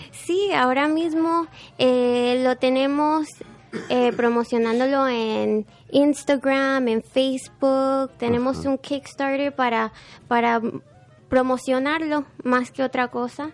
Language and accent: Spanish; Panama City, Panama; moved away; Yo nací en Panamá.